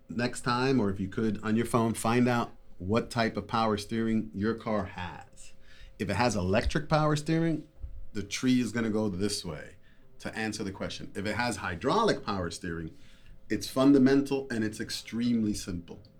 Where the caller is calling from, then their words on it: Wheeling, West Virginia, United States; Wheeling, West Virginia.